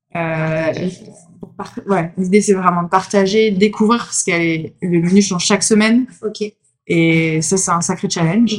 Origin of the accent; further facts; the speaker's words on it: Grenoble, Auvergne-Rhône-Alpes, France; moved away as an adult; now in Marseille, France; j'étais de Grenoble